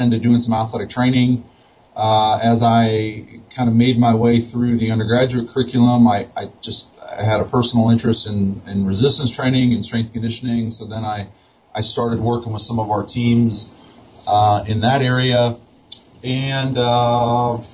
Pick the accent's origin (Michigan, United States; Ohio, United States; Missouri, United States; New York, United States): Missouri, United States; St. Louis; now in Albuquerque, United States; Lindenwood University, which is near my hometown of St. Louis, Missouri